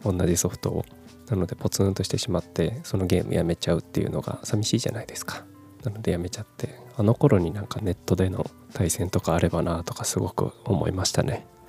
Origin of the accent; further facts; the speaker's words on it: Kumamoto, Japan; also born or lived in Fukuoka / Tokyo; 十八歳から福岡、三十歳から東京で暮らし、退職を機に地元の熊本に帰ってきた